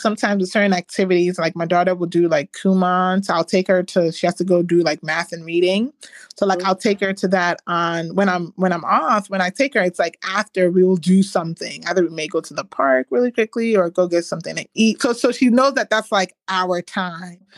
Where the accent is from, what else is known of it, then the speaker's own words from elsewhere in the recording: Ghana; I'm Ghanaian, we use shea butter.